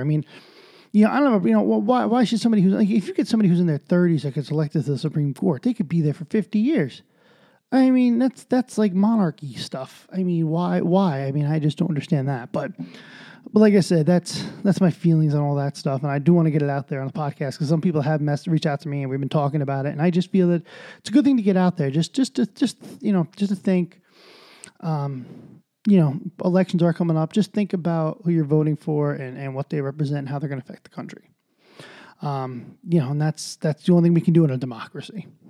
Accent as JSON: {"language": "English", "country": "United States", "said": "as an American"}